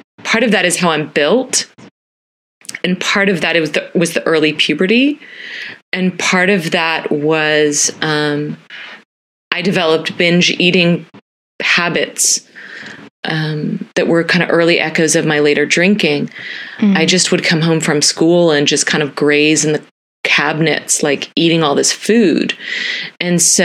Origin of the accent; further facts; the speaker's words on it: Dallas, Texas, United States; also born or lived in Philadelphia area; growing up in Dallas, Texas in the 80s and 90s